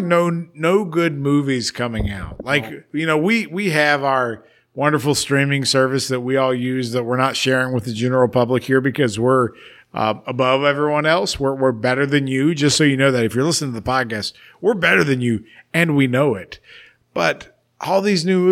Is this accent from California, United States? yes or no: no; West Virginia, United States; we're from West Virginia